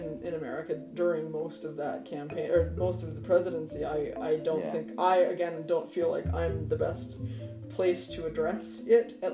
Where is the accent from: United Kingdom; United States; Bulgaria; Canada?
United States; I'm American